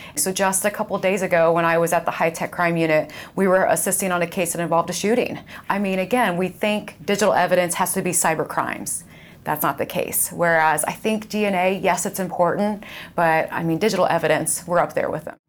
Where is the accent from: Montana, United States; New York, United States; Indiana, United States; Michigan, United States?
Indiana, United States; I grew up in Indiana. So I grew up about fifteen miles away from here on a farm.